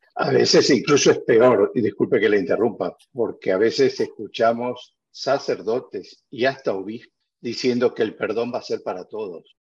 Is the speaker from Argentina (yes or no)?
yes; Argentina; now in Spain; Yo soy argentino y, hace, hace, muchos años vivo acá, pero no tantos